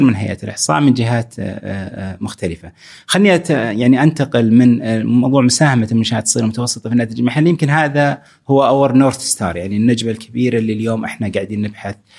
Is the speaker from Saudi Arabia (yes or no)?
yes; Saudi Arabia; عندنا في السعودية